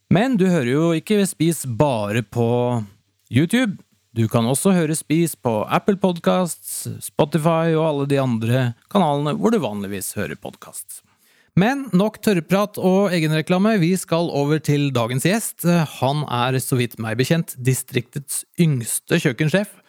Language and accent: Norwegian; Latvia; first language Latvian; Norwegian is a second language; now in Norway; Jeg kommer jo fra Latvia